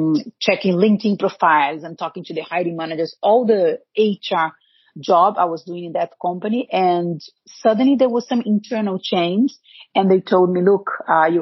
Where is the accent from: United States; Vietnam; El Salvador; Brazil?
Brazil; English is a second language; moved away as an adult; I was born in Brazil. I lived in Brazil until I was 25, I think, 24.